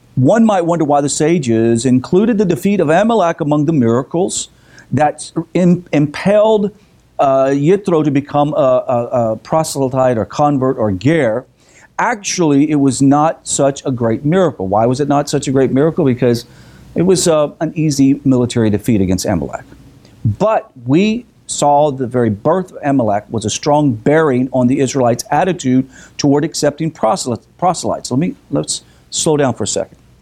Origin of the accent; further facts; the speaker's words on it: the South, United States; we're from the South